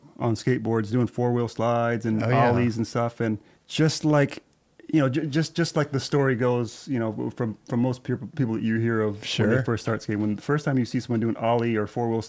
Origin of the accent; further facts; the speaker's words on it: Bangkok, Thailand; born there; That's right. I was born in Bangkok, Thailand.